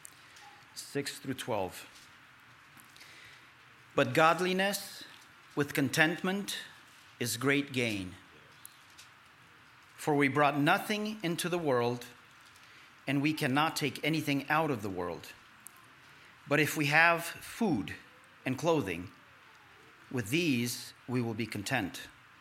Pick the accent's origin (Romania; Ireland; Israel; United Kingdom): Romania; now in United States; we are Romanian and we are the Romanian people in America